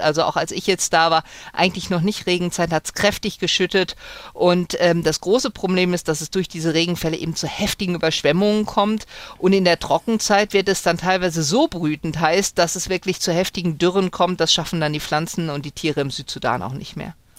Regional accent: Germany; ich komme aus Deutschland

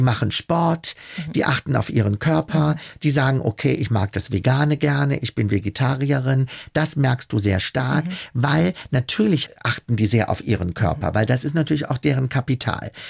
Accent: Germany; also born or lived in Italy; ich als Deutscher da hingekommen

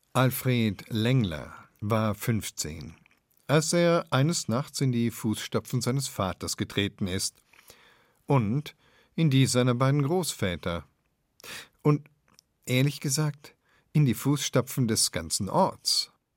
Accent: Bavaria, Germany; hier bei uns in Bayern

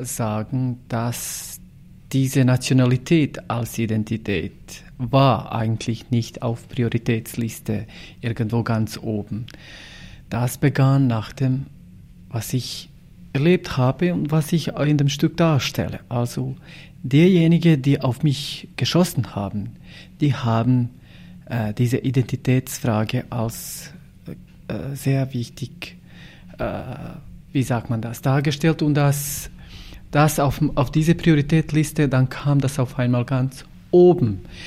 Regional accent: Bosnia & Herzegovina; German is a second language; ich als jemand, der aus Bosnien kommt

